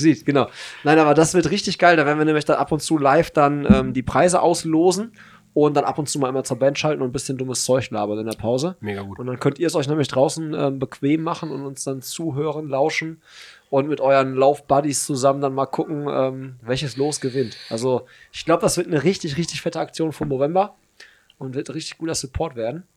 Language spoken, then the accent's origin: German; Hagen, North Rhine-Westphalia, Germany; meine Heimatstadt